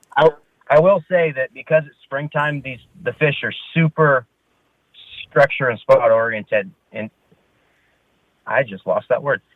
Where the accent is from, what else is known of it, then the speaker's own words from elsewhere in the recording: Turlock, California, United States; I was born and raised in Turlock